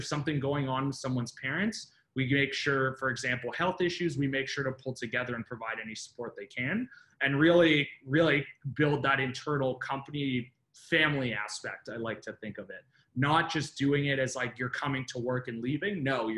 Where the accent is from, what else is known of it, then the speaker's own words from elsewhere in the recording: Richmond Hill, Ontario, Canada; now in Toronto, Canada; So I grew up in Northern Richmond Hill, and then I slowly worked my way down over the years. So now I'm down in King and Spadina.